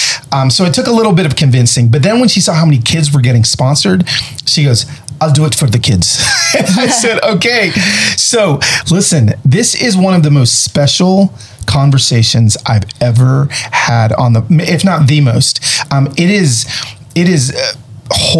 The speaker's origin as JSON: {"language": "English", "country": "United States", "said": "we're glad we're American too"}